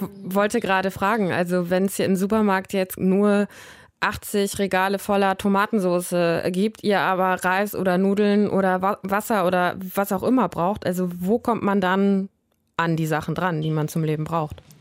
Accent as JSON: {"language": "German", "country": "Germany", "said": "bei uns in Deutschland"}